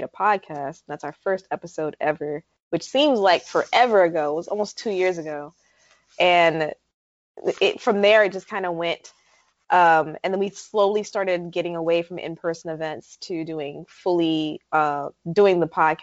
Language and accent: English; New York, United States; moved away as an adult; now in North Carolina, United States; I'm formerly a New Yorker